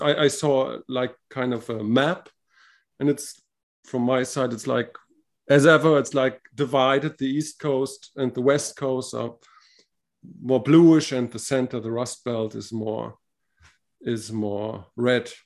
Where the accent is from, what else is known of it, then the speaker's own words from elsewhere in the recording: Spain; I'm from Spain